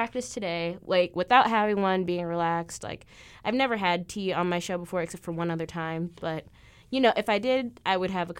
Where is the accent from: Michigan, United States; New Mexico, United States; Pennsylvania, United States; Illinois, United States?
Illinois, United States; And I'm from Illinois. I'm still pretty up north, but like there's an even norther north.